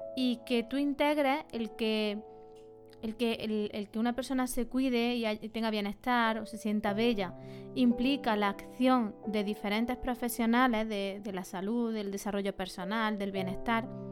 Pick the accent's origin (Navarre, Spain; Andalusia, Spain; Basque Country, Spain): Andalusia, Spain; Montilla; Somos paisanas, de Montilla las dos